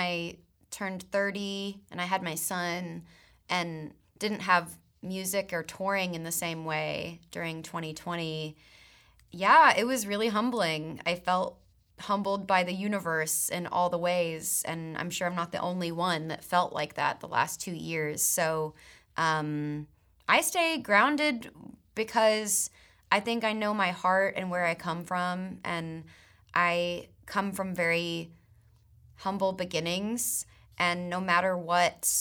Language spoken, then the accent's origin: English; Texas, United States; growing up in Texas